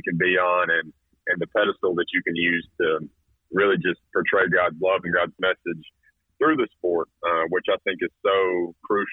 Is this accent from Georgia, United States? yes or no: yes; Carrollton, Georgia, United States; moved away as an adult; also born or lived in North Carolina / Alabama / South Carolina; born and raised in Carrollton